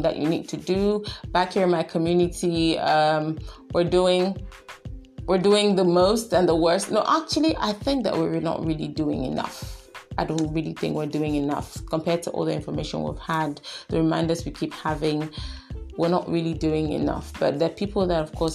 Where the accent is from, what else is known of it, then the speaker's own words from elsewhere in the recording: Bamenda, Northwest Region, Cameroon; I come from Cameroon. My community is Cameroon. My town is Bamenda.